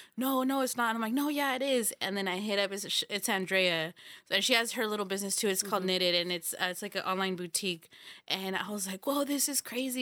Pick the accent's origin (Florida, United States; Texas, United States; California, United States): California, United States; Los Banos; we're all from Los Baños